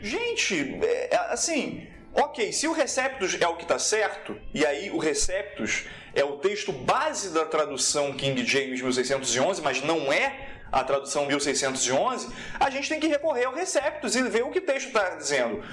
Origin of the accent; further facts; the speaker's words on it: Nova Iguaçu, Rio de Janeiro, Brazil; Eu sou da Baixada Fluminense, rapaz. Igreja pequena em Nova Iguaçu